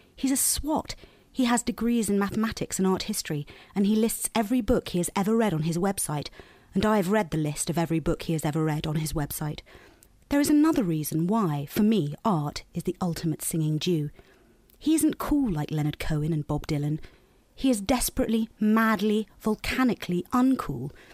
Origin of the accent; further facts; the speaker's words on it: Teddington, London, United Kingdom; I grew up in Teddington, not the coolest or most Jewish place on earth